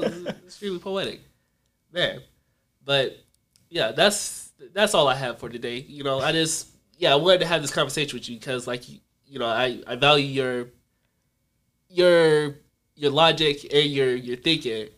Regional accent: North Carolina, United States; I'm from North Carolina

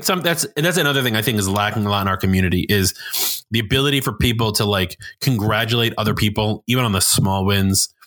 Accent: New York, United States; I'm from New York and I get called out for being in New York, and some people will say, oh, he talked too fast

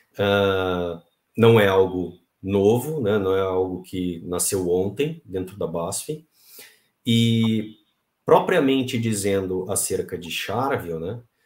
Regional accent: Pelotas, Rio Grande do Sul, Brazil; Eu sou ah, nascido e criado no Rio Grande do Sul, lá em Pelotas

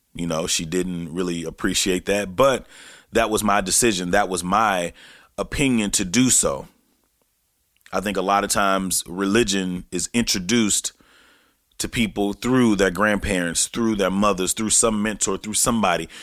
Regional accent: Texarkana, Texas, United States; back in Texarkana, Texas, which is my hometown

